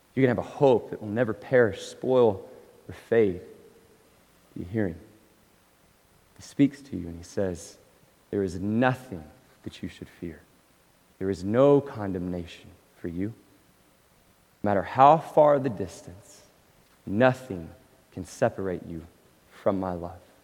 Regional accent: Abilene, Texas, United States; also born or lived in Oklahoma / California; now in Dallas-Fort Worth, United States; I grew up in a Presbyterian church in Abilene, Texas

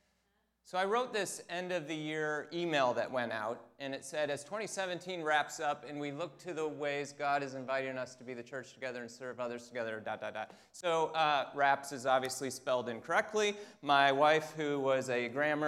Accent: Michigan, United States; I am from Michigan

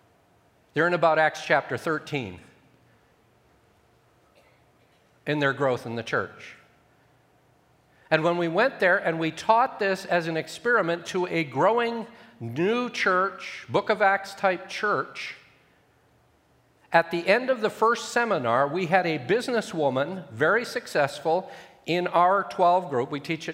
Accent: Ethiopia; I grew up in Ethiopia. My parents were with the SIM, And I lived in Ethiopia for 17 years

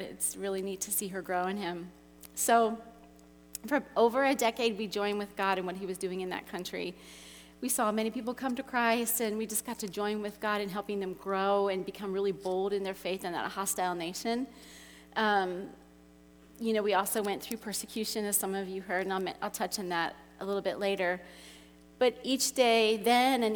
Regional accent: Cincinnati, Ohio, United States; moved away as an adult; also born or lived in Russia / China; I was born in Cincinnati, just down the road, and I grew up there

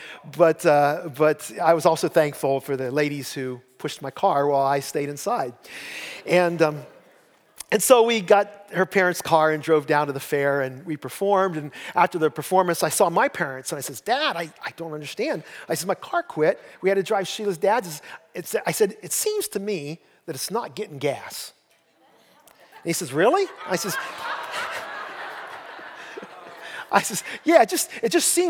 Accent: Columbiana County, Ohio, United States; I'm from Columbiana County

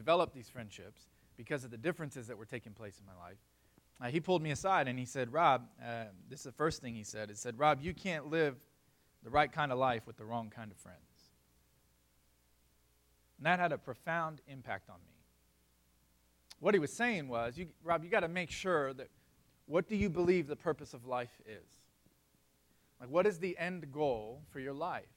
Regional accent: South Florida, United States; I grew up in South Florida

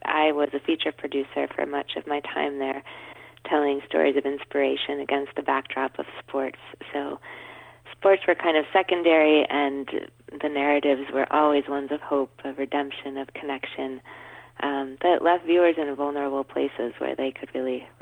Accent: Cleveland, Ohio, United States; moved away; I'm from Cleveland originally, which is where my father still lives

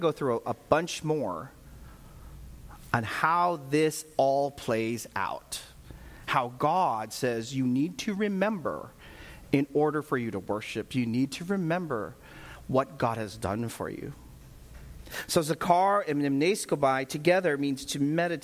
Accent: Vallejo, California, United States; I grew up right in Vallejo

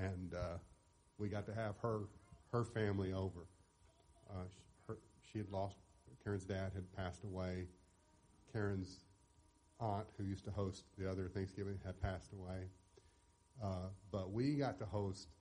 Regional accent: Mount Juliet, Tennessee, United States; I grew up right here in Mount Juliet.

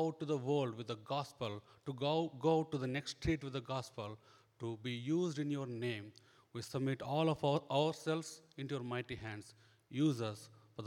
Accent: India; now in Omaha, United States; I grew up in India as a very strong Hindu

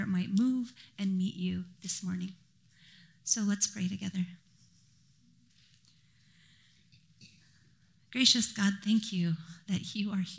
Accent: Japan; now in Vancouver, Canada; I grew up in Japan

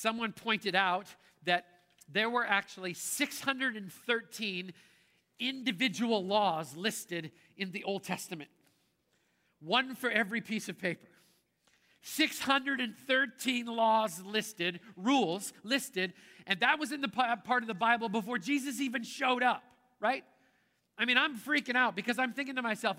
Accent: Canada; I grew up in Canada and that's how we roll north of the border.

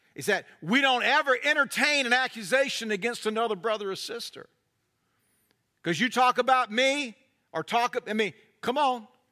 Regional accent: North Carolina, United States; I'm from North Carolina

